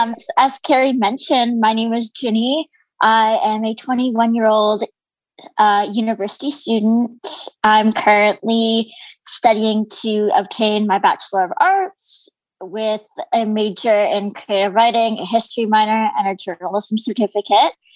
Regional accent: Canada; My parents were born in India and immigrated to Canada, and I was born here

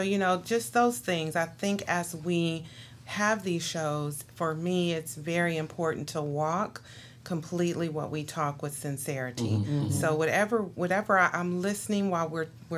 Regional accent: California, United States; moved away; I come from California

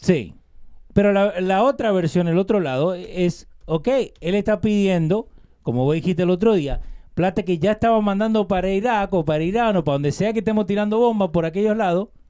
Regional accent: Argentina; Yo nací en Argentina, soy argentino.

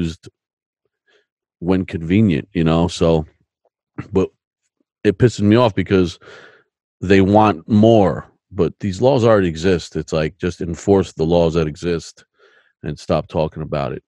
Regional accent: United States; As an American

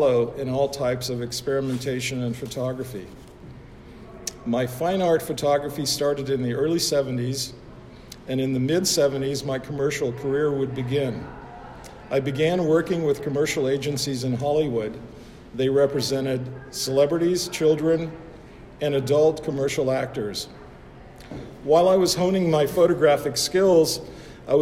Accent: Budapest, Hungary; moved away; also born or lived in United States; I was born in Budapest, Hungary

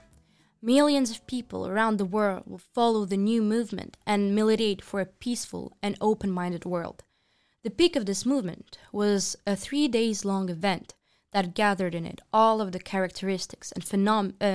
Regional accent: France; In France, we don't have many psychedelic rock bands

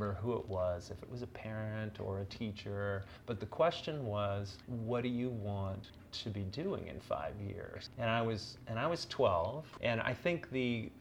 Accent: Beaverton, Oregon, United States; moved away as an adult; also born or lived in Chicago / Paris; when I grew up in Beaverton, I'd gone to school basically in the same place for all 12 years

